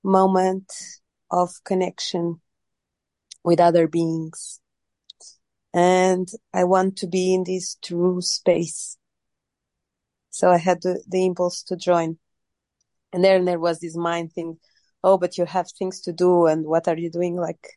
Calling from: Lisbon, Portugal

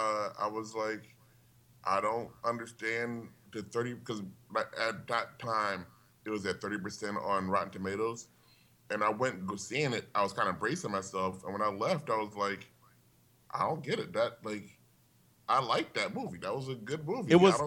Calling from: Glendale, United States; Hello. I'm …. I'm calling from Glendale.

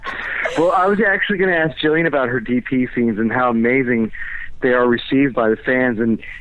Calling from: Orlando, Florida, United States; calling in from Orlando.

